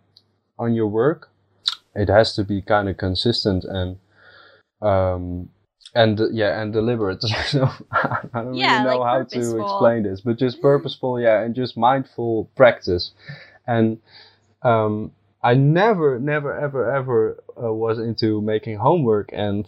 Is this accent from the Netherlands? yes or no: yes; Netherlands; I'm from the Netherlands